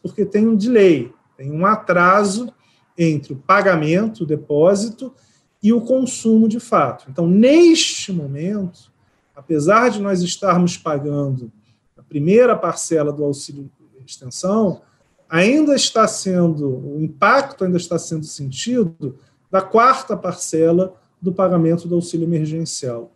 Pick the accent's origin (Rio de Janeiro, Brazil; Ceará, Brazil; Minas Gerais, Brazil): Rio de Janeiro, Brazil; also born or lived in São Paulo; now in Brasília, Brazil; eu sou carioca, morei 16, 15 anos em São Paulo e estou praticamente dois anos em Brasília.